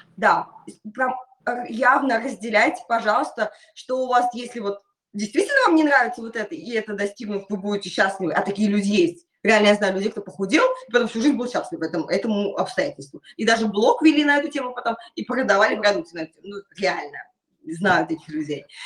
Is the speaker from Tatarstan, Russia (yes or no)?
yes; Naberezhnye Chelny, Tatarstan, Russia; школа находится в моем родном городе, Набережной Челны